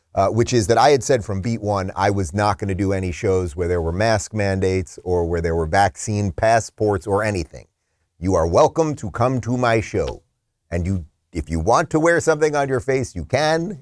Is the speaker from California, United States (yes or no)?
no; Long Island, New York, United States; moved away; I'm a Long Island guy. Originally